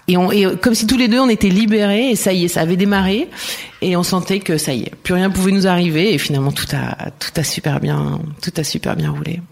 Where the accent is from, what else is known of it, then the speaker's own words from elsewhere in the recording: Ardèche, Auvergne-Rhône-Alpes, France; also born or lived in Marseille / Montpellier / Strasbourg / Valencia; now in Barcelona, Spain; Je suis née vers Marseille et j'ai euh, grandi en Ardèche.